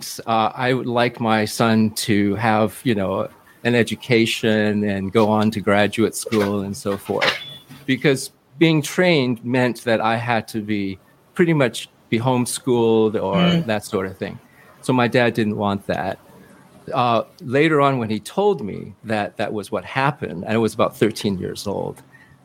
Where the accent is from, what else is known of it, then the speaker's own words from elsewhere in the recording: Hong Kong; now in New York, United States; I was born in Hong Kong